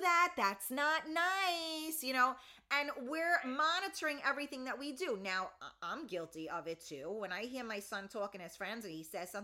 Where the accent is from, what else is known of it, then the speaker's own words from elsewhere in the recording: New York City, New York, United States; also born or lived in Westchester, New York; I grew up in the Bronx